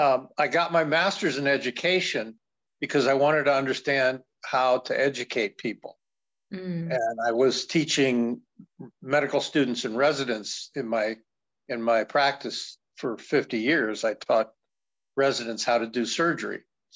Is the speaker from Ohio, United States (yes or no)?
yes; Columbus, Ohio, United States; Oh, Columbus, Ohio, in the heart of the Midwest at the time. Because in the 60s, I was born in 47, but I always say this body is 76 in October next month